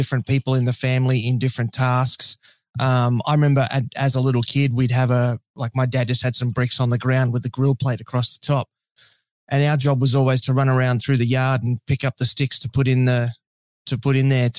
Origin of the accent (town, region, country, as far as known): Australia